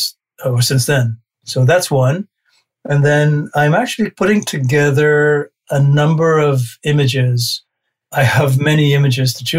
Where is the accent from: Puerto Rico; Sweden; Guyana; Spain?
Guyana; moved away as an adult; now in Canada; I was born there in 1956 and lived there until I was 18. And then I came to Canada